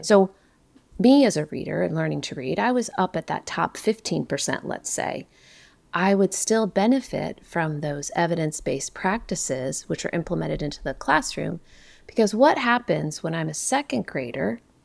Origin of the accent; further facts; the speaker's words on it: Ohio, United States; I grew up in Ohio